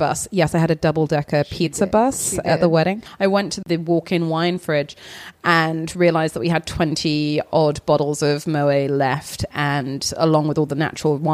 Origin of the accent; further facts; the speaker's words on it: England, United Kingdom; now in California, United States; I'm from England, but we live in California